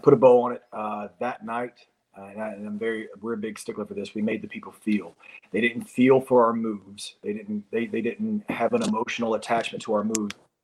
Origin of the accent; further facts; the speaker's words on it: Carolina, United States; we're from Carolina. We're Carolina boys